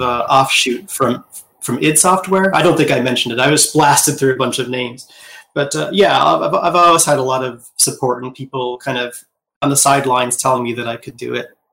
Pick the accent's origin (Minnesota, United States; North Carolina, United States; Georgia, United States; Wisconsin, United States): Wisconsin, United States; I was born in 1978 in Midwest U.S., uh, Wisconsin